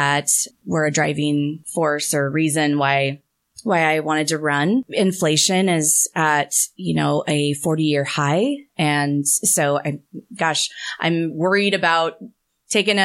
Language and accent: English; Gresham, Oregon, United States; So I'm from Gresham area, graduated from Gresham